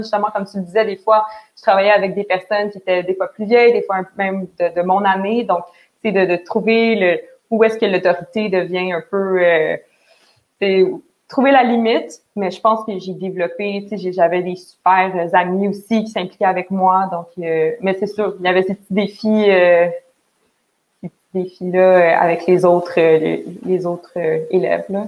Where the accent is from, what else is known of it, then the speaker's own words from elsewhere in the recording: Montreal, Quebec, Canada; je viens de Montréal